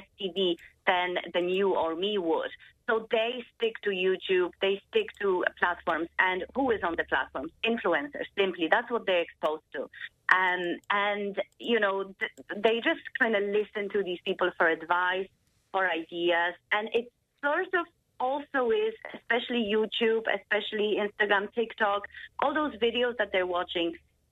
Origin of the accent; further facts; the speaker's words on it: Ireland; I was actually growing up in Ireland in 2000, so early 2000s, mid-2000s. And when I was in secondary school